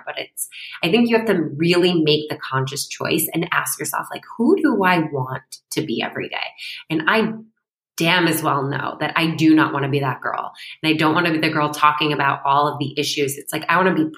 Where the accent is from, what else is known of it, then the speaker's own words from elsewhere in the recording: Syracuse, New York, United States; moved away; I'm from Syracuse